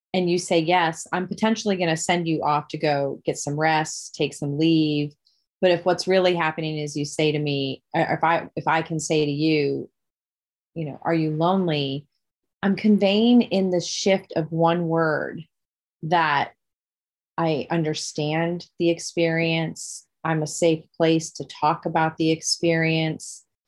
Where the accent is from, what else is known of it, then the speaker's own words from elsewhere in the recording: Dubuque, Iowa, United States; my hometown, Dubuque, Iowa